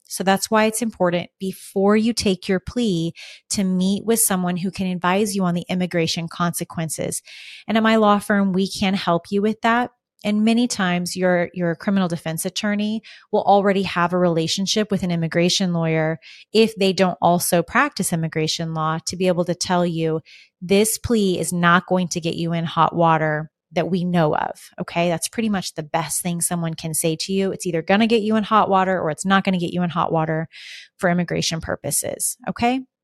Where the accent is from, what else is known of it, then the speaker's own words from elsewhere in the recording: United States; also born or lived in Arizona; as an American